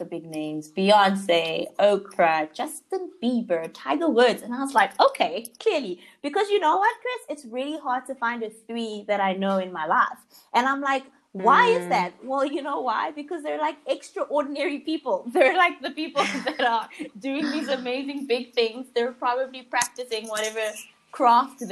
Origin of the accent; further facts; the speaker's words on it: South Africa; growing up in South Africa